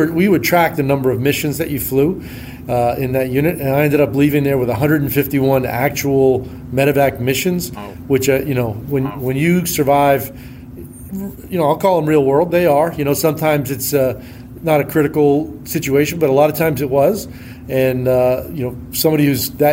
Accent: northern New Hampshire, United States; moved away; I grew up in New Hampshire, northern New Hampshire, actually, about halfway between Montreal and Boston.

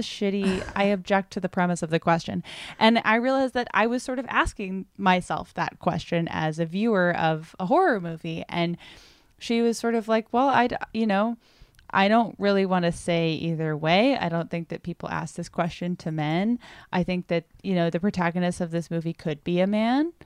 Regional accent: United States; I am such an American doofus

